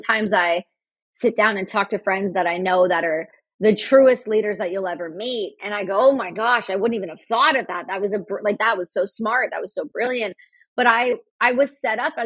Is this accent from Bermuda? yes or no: no; Canada; Me being Canadian, we're right above you.